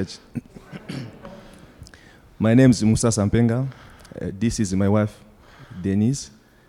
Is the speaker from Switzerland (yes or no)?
no; DR Congo; also born or lived in South Africa / Cape Town; now in United States; We are originally coming from the Republic Democratic of Congo. And we flee from our home country to South Africa due to civil war